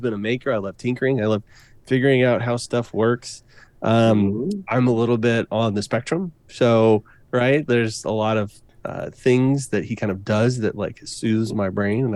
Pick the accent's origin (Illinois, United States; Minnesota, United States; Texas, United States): Texas, United States; Waco; I grew up in Waco, Texas.